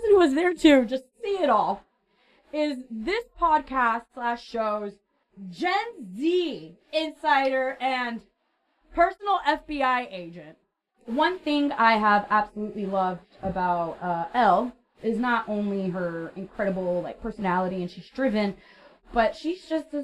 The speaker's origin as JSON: {"language": "English", "town": "Orlando", "region": "Florida", "country": "United States", "said": "I'm from Orlando"}